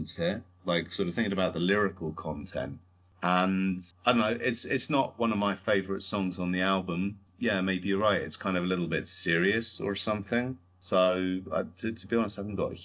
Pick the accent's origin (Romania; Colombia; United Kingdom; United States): United Kingdom; also born or lived in Canada; I'm British, but I'm also Canadian, although you can't really tell from my accent, because my mum grew up in Canada.